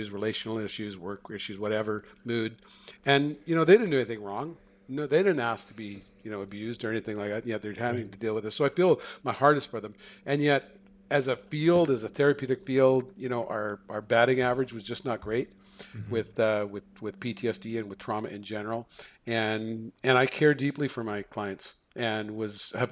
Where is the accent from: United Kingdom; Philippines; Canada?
Canada; also born or lived in Seattle; I'm a Canadian